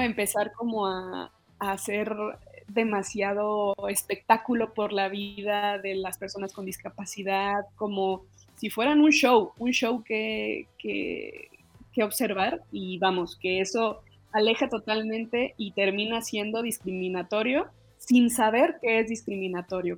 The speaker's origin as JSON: {"language": "Spanish", "country": "Mexico", "said": "como mexicanos"}